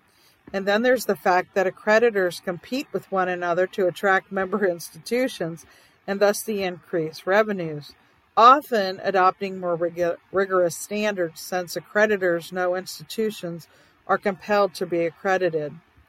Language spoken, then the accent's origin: English; South Dakota, United States; in my home state of South Dakota